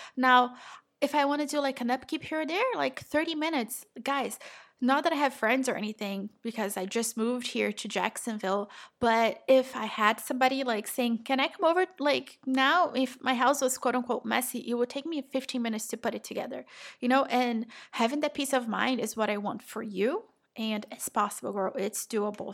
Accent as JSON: {"language": "English", "country": "Brazil", "moved": "yes", "said": "I am from Brazil."}